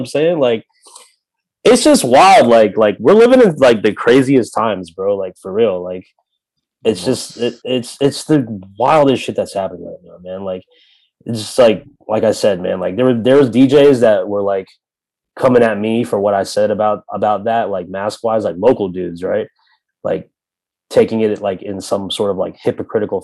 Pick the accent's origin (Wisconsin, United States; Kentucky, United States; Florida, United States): Florida, United States; Tampa; I'm from Tampa